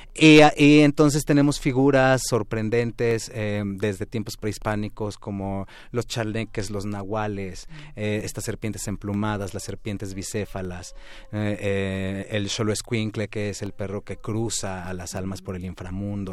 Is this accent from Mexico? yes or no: yes; Mexico; el toque que nosotros tenemos como mexicanos